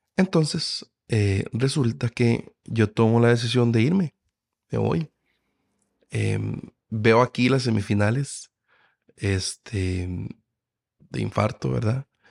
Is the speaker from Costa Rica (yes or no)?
yes; Costa Rica; yo como tico apoyo Costa Rica